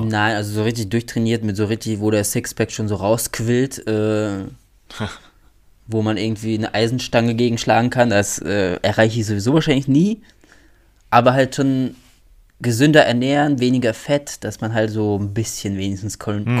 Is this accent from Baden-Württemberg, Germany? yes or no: no; North Rhine-Westphalia, Germany; bei uns in NRW